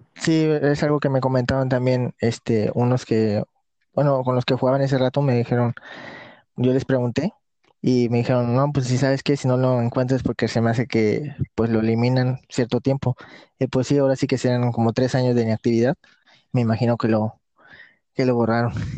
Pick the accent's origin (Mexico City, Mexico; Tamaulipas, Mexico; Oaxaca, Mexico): Tamaulipas, Mexico; Tampico; Sí, soy del estado de Tamaulipas, eh, de la ciudad llamada Tampico.